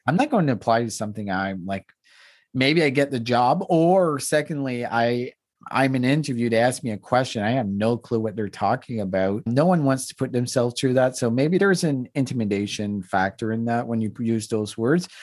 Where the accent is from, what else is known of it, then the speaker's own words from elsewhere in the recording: East Coast, Canada; first language French; English is a second language; I grew up in the East Coast, grew up French